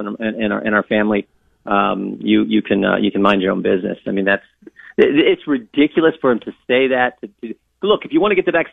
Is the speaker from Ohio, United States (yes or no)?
yes; Ohio, United States; we live in flyover country. We're just hillbillies from Ohio